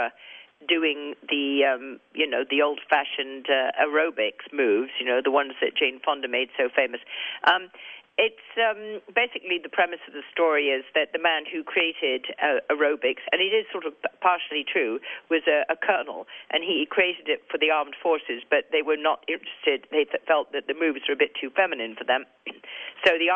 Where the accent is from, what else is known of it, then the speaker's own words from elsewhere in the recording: England, United Kingdom; accent: English; my English accent